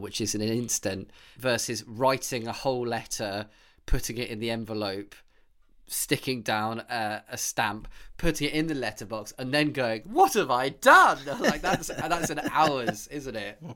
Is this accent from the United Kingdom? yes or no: yes; United Kingdom; I am British